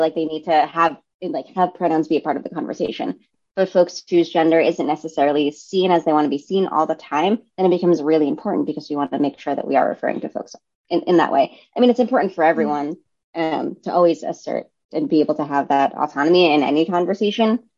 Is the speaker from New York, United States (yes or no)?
yes; New York City, New York, United States; also born or lived in Brooklyn, New York; I grew up in Staten Island, which is in New York City